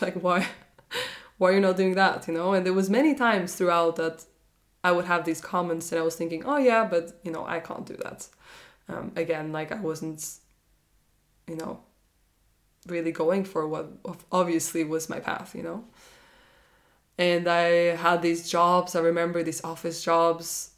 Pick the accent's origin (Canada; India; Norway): Norway; when I got back to Norway, I'm from Norway